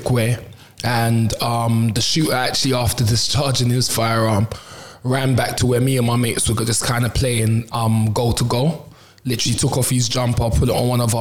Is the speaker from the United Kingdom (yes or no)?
yes; London, United Kingdom; I grew up on the Mitesfield estate, you know, which if you're local kind of speaks for itself